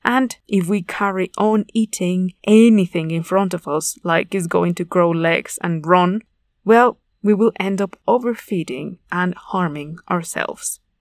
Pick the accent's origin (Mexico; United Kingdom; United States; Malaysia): Mexico; I am from Mexico, a highly agricultural nation